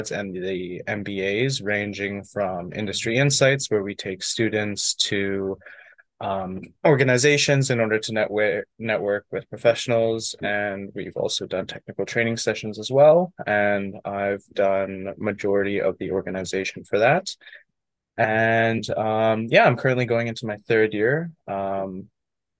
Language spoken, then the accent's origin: English; Edmonton, Alberta, Canada; I've been born and raised in Edmonton, living here my whole life